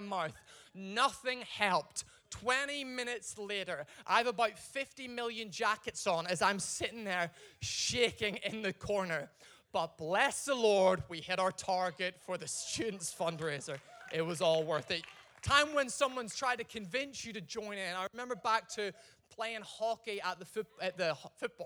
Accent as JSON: {"language": "English", "country": "Ireland", "said": "I'm Irish"}